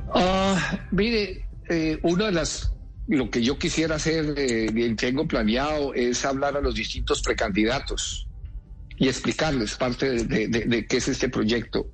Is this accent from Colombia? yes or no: yes; Colombia; Yo como colombiano